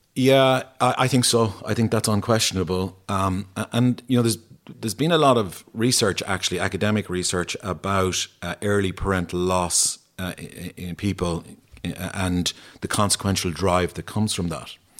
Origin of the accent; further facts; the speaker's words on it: Ennis, Munster, Ireland; growing up in Ennis